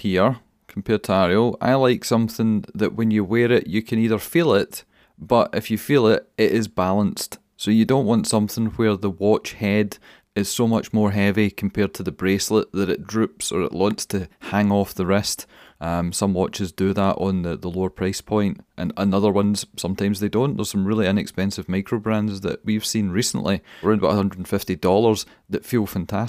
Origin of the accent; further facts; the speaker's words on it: Scotland, United Kingdom; We're Scottish.